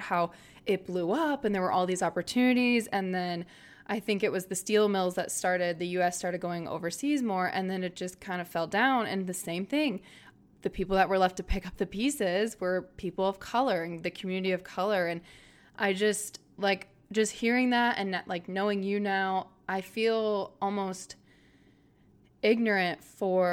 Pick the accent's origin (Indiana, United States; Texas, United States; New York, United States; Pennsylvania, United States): Indiana, United States; Griffith; now in Indianapolis, United States; I grew up in Griffith, which is, like I said, 15 minutes south of Gary